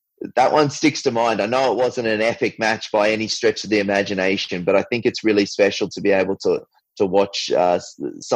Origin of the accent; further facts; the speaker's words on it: Brisbane, Queensland, Australia; I was from Queensland